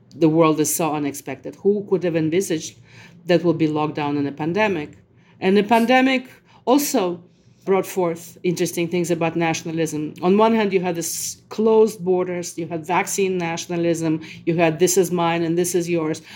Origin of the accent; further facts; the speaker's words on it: Moscow, Russia; English is a second language; moved away; I was someone from Moscow who speaks Russian, who thinks in Russian